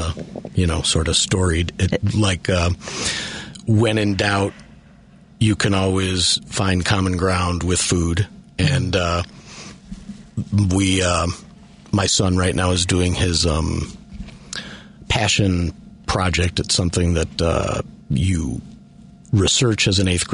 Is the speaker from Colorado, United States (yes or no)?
no; Elmhurst, Illinois, United States; moved away as an adult; also born or lived in Chicago (Northwest Side, Mayfair); I grew up in Elmhurst, but actually 7 years ago, I moved back from the Northwest Side.